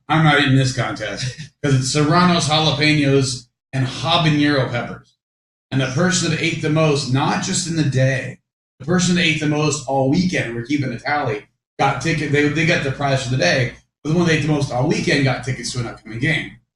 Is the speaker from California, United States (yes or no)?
yes; Orange County, California, United States; I grew up in Orange County